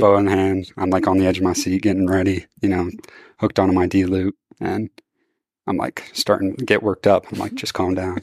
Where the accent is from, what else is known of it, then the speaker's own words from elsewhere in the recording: Missouri, United States; I'm from Missouri